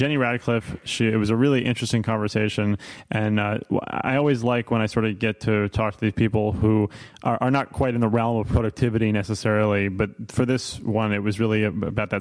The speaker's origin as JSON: {"language": "English", "town": "New York City", "region": "New York", "country": "United States", "tie": "born or raised there", "also_born_or_lived": "Philadelphia", "moved": "yes", "said": "I grew up in New York City, and tap water was actually always really delicious, but I've also spent time living in Philadelphia and upstate New York"}